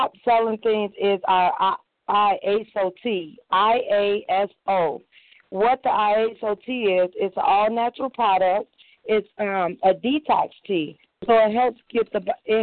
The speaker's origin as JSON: {"language": "English", "region": "Minnesota", "country": "United States", "tie": "born or raised there", "also_born_or_lived": "Chicago, Illinois", "moved": "as an adult", "lives_now": "Georgia, United States", "said": "I'm from Chicago, Illinois. I was raised in Minnesota. I moved to Georgia in 2008."}